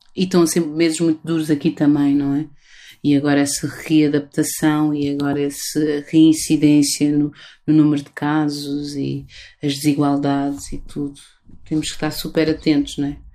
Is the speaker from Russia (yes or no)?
no; Lisbon, Portugal; Lisboa, que é a cidade de onde eu sou, onde nasci